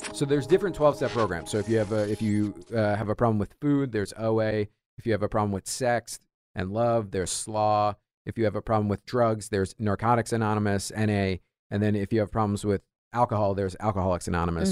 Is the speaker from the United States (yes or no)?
yes; New York, United States; I'm Irish, I'm New York guy